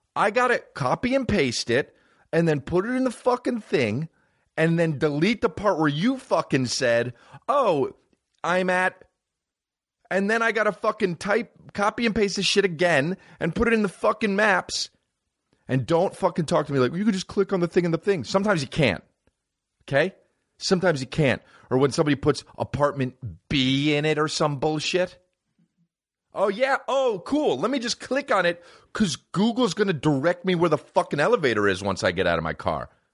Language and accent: English; New Jersey, United States; I'm from New Jersey